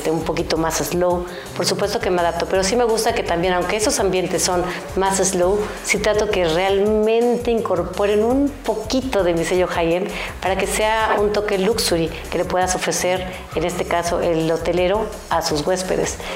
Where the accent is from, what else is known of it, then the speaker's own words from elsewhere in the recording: Veracruz, Mexico; Yo soy de Veracruz y obviamente es donde hasta ahorita en cierta forma, bueno, uno de los restaurantes que ha tenido mucho éxito